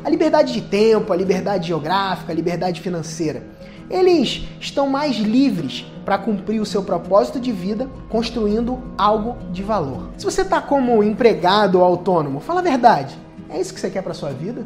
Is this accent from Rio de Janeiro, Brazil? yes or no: yes; Cabo Frio, Rio de Janeiro, Brazil; Eu sou de Cabo Frio, Rio de Janeiro